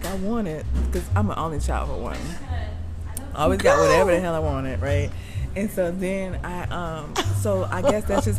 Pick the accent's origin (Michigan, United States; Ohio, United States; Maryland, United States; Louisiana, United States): Louisiana, United States; New Orleans; I'm from New Orleans